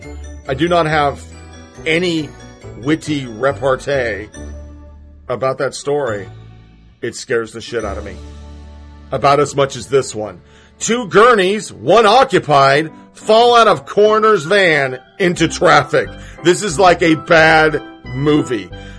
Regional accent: Dayton, Ohio, United States; now in Canada; Canada is still not very much like the culture I grew up with in Dayton, Ohio in the 50s.

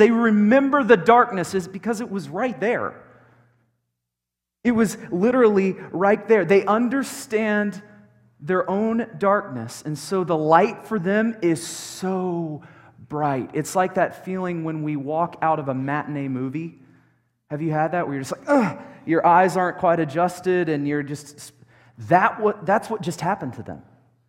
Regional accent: Dallas, Texas, United States; now in Colorado Springs, United States; I came from Dallas, where we have nothing. Nothing.

